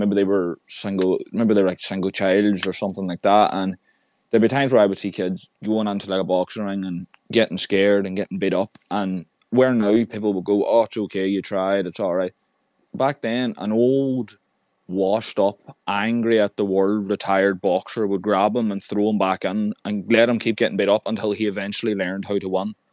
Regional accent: Ireland; I'm from Ireland

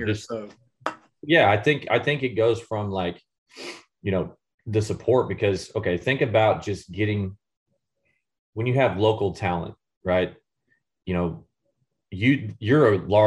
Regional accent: St. Joseph, United States; moved away as an adult; also born or lived in Indiana; we saw St. Joe as a, you know, it was my hometown

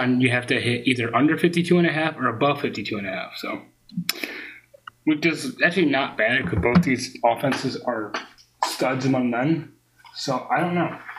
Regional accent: Rochester, New York, United States; Rochester, 585

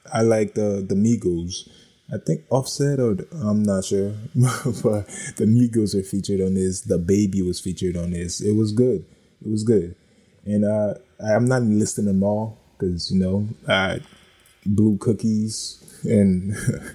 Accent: East Coast, United States; moved away; also born or lived in Los Angeles; I lived in Nipsey Hussle's hood and I grew up on the East

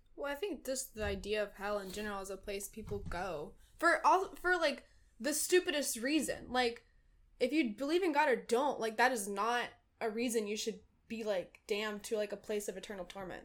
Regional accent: Dunn, North Carolina, United States; born or raised there; moved away as an adult; now in Brooklyn, United States

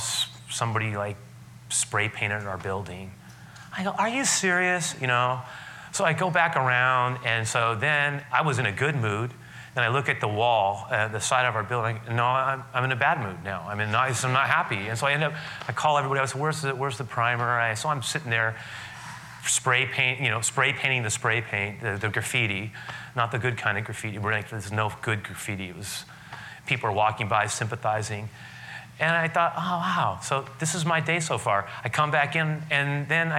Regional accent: San Francisco, California, United States; I grew up on the west side of the city. I grew up on the Sunset, the far outer Sunset, 47th Avenue, Great Highway

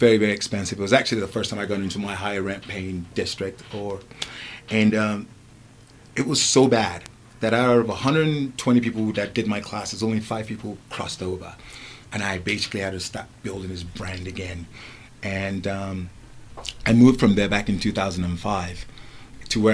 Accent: England, United Kingdom; also born or lived in Lagos, Nigeria; I was born in Nigeria and I was raised in England.

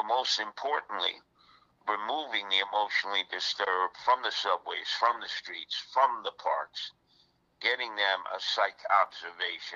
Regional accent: New York City, New York, United States; As a New Yorker

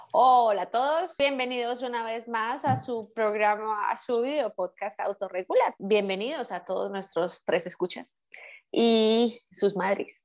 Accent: Colombia; now in Germany; vivimos en un país que no es el nuestro y eh, somos colombianas

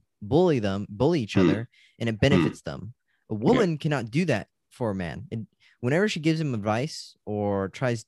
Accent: California, United States; I'm from California

